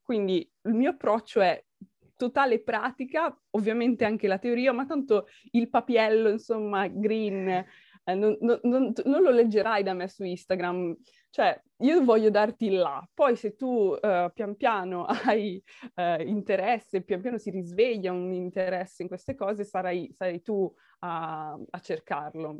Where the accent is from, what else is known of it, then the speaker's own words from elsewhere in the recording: Milan, Lombardy, Italy; io sono milanese, quindi sono, sono un po' imbruttita, sono un po' la cittadina